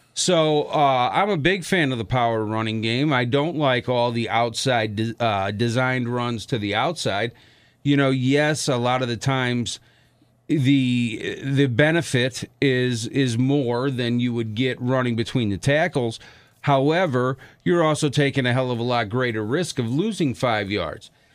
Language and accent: English; outside of Chicago, Illinois, United States; now in Milwaukee, United States; where I grew up outside of Chicago and around here, around uh, in, in Milwaukee now